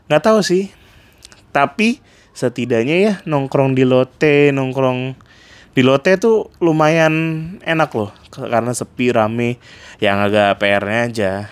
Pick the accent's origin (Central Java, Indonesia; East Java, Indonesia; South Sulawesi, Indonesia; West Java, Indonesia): West Java, Indonesia; Bandung; now in Jakarta, Indonesia; waktu pertama kali gue datang dari Bandung buat interview kerja di Jakarta.